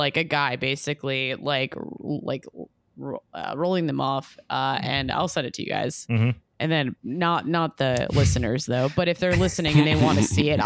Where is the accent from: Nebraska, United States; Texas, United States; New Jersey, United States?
New Jersey, United States; I grew up in New Jersey